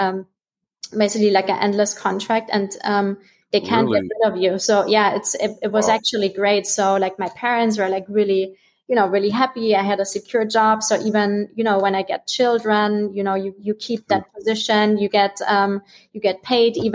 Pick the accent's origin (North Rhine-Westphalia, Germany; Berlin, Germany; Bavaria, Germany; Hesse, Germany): Bavaria, Germany; moved away as an adult; also born or lived in Bahamas; I'm originally from Germany